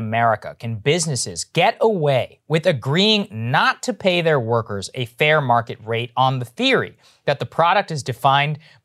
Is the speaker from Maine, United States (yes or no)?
no; College Station, Texas, United States; moved away; I'm from College Station, Texas, where Texas A&M is